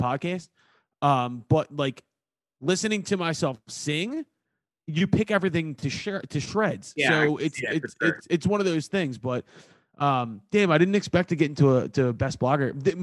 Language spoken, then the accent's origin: English; Delaware County, Pennsylvania, United States; accent: Mare of Easttown (Delco) accent; mayor of Easttown, because it's my accent to a T